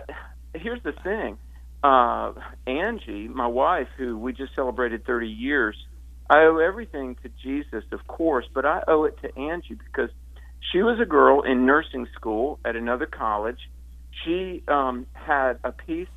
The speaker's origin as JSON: {"language": "English", "region": "the South", "country": "United States", "tie": "born or raised there", "said": "I grew up in the South in the Bible Belt"}